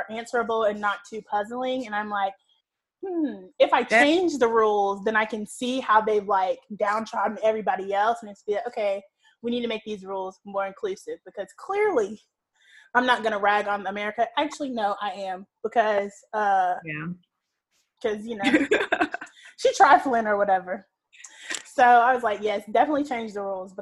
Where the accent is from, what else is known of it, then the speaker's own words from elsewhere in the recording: Georgia, United States; we're from Georgia